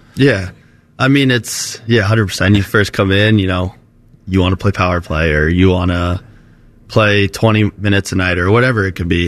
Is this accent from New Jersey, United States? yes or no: no; Florida, United States; moved away; Growing up in Florida